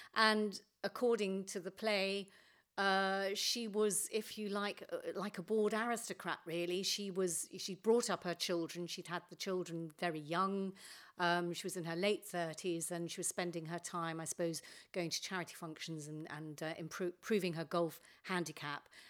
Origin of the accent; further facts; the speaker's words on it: London, United Kingdom; I was brought up in North Finchley